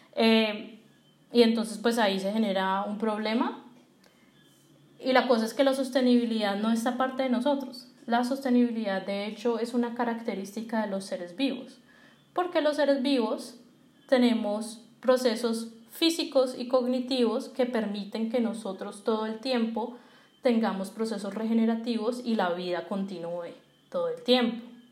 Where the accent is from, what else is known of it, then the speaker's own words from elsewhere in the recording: Colombia; Y nosotros como colombianos y como industria colombiana